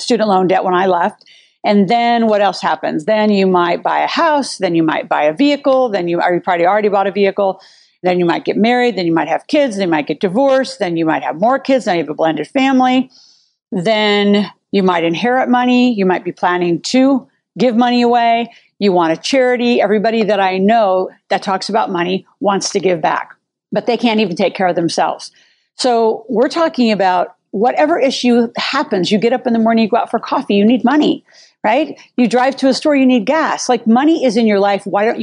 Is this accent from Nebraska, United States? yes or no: yes; Nebraska, United States; I grew up in Nebraska